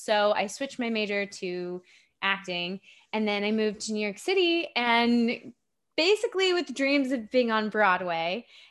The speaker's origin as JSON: {"language": "English", "country": "Japan", "tie": "born or raised there", "also_born_or_lived": "Virginia, United States", "said": "Yeah, so I grew up in Japan, but yes. I lived in Virginia. My family lived in Virginia before we went overseas."}